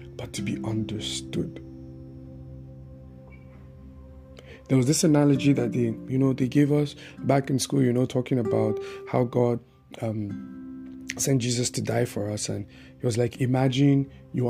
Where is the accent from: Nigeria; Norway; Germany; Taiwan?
Nigeria; Bauchi; I had this family that I grew up with in Bauchi